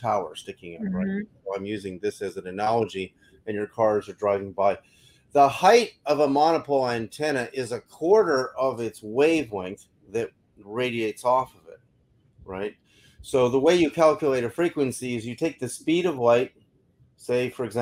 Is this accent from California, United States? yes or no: yes; Berkeley, California, United States; I remember growing up in Berkeley, California in the 60s